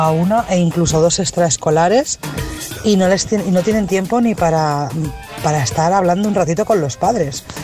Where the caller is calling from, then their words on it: Asturias, Spain; Buenos días … de Asturias.